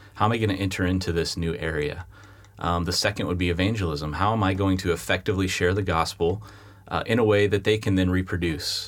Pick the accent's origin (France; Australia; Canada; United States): United States; moved away as an adult; now in London, United Kingdom; as an American